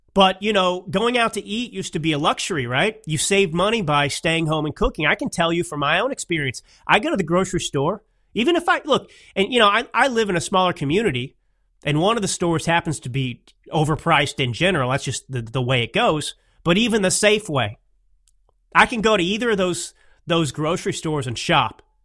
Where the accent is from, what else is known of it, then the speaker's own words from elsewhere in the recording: Dallas, Texas, United States; I grew up in the Dallas, Texas area